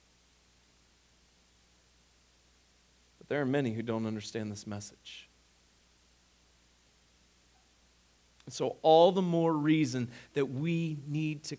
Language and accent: English; Ohio, United States; moved away; Where I grew up in Ohio, we didn't have as much wind